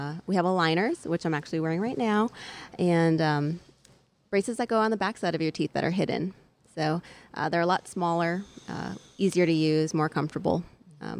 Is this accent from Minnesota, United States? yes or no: yes; Minnesota, United States; now in Boerne, Texas, United States; I grew up in Minnesota